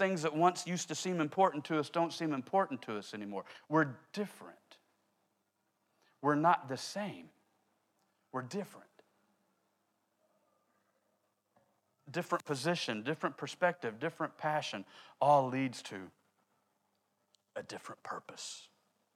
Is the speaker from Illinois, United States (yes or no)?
no; Oklahoma City, Oklahoma, United States; I grew up in Oklahoma City. We don't have tall buildings in Oklahoma City